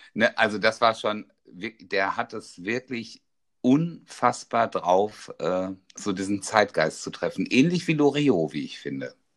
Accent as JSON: {"language": "German", "region": "North Rhine-Westphalia", "country": "Germany", "also_born_or_lived": "Dortmund", "said": "bei uns in NRW"}